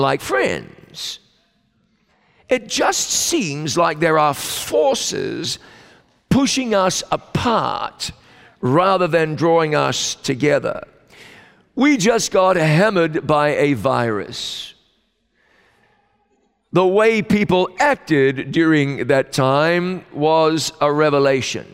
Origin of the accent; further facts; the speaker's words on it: New Zealand; my home country of New Zealand